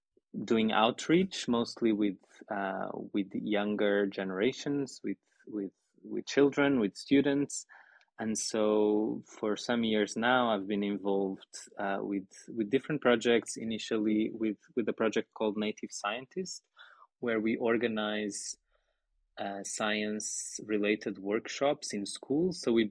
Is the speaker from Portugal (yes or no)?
yes; Portugal; moved away as an adult; also born or lived in Lisbon; now in Heidelberg, Germany; Yes, I'm from Portugal.